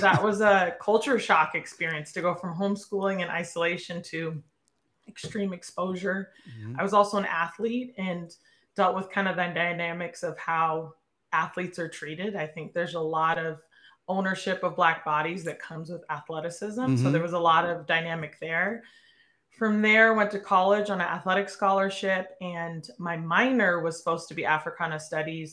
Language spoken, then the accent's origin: English; Portland, Oregon, United States; born and raised in Portland, Oregon